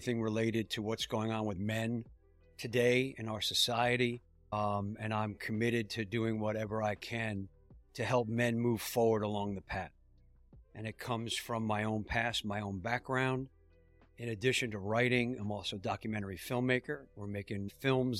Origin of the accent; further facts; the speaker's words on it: New York, United States; I grew up in New York, and we had family in Miami